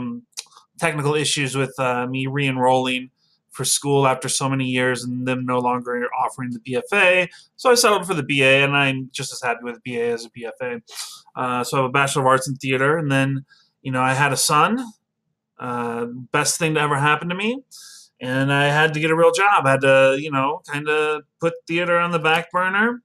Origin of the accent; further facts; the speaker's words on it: Midland, Michigan, United States; moved away as an adult; also born or lived in Troy, Michigan; now in Oak Park, United States; I am originally from Midland, Michigan. I moved down to Detroit area, specifically Troy, with several of my siblings. I'm the youngest of six. And when I was 18, I moved down here